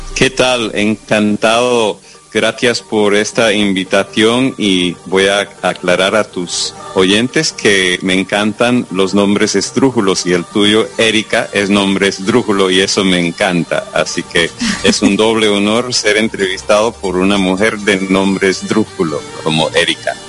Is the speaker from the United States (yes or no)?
yes; United States; first language English; Spanish is a second language; pues también nací en los Estados Unidos, entonces soy estadounidense